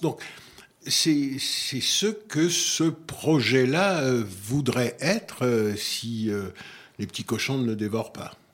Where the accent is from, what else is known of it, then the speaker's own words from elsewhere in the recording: Guadeloupe; moved away; je suis de la Guadeloupe